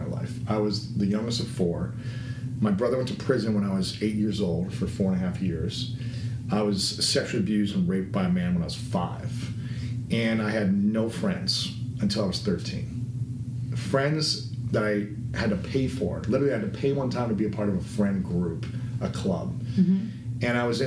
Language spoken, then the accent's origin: English; Delaware, Ohio, United States; Small town, Delaware, Ohio